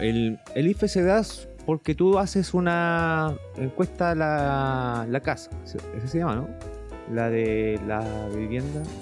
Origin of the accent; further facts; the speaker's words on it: Chile; como chilenos, todos